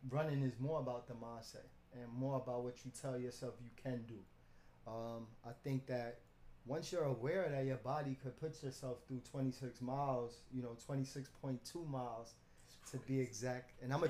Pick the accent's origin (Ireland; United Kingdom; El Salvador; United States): United States; New York City, New York; born and raised in Brooklyn, downtown Gowanus.